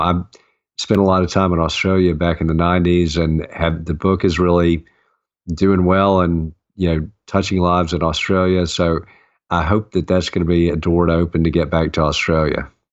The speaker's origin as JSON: {"language": "English", "region": "the South", "country": "United States", "tie": "born or raised there", "said": "I grew up in the South and, you know, as Southern man"}